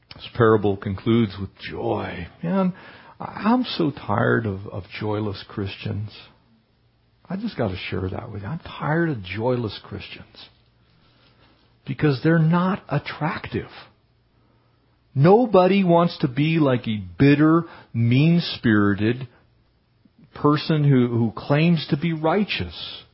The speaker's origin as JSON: {"language": "English", "town": "Poway", "region": "California", "country": "United States", "tie": "born or raised there", "said": "we were growing up in Poway"}